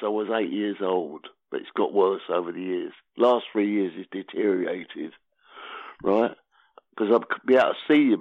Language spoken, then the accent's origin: English; United Kingdom; I'm British